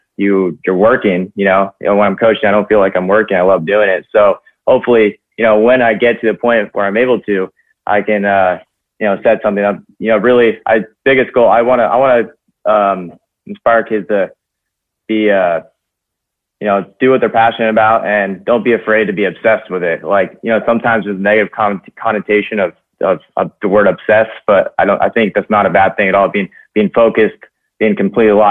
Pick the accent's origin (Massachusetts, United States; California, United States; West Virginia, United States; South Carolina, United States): California, United States; San Clemente; moved away; I grew up in San Clemente, California, and San Clemente High School, it's a little surf town in Orange County